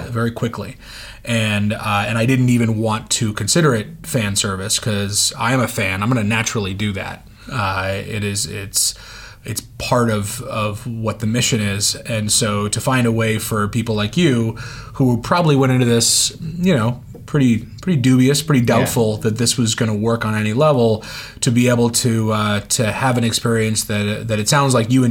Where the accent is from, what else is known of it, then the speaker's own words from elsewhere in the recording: Oakland, California, United States; moved away; I grew up in Oakland, California.